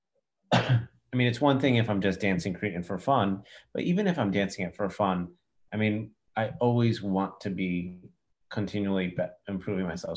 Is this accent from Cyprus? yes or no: yes; Cyprus; I'm from Cyprus